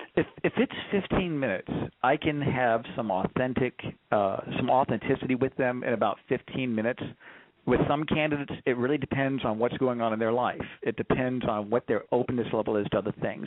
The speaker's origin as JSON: {"language": "English", "town": "Corpus Christi", "region": "Texas", "country": "United States", "tie": "born or raised there", "said": "I grew up down in uh, Corpus Christi"}